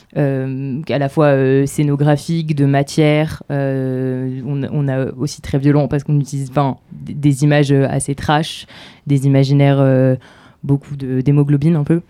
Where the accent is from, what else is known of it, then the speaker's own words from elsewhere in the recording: Normandy, France; je viens de Normandie